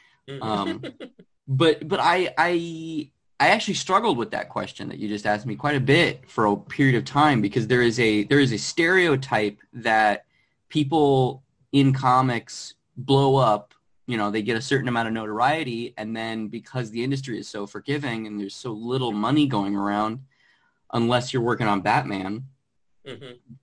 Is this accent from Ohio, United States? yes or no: no; Arizona, United States; moved away as an adult; now in Los Angeles, United States; I'm originally from Arizona. I moved out to Los Angeles, where I currently live, probably 6-7 years ago.